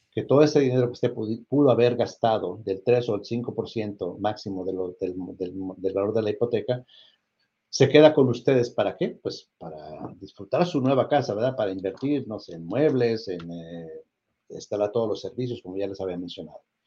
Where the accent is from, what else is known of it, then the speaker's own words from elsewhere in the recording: Mexico; now in United States; yo también soy orgullosamente mexicano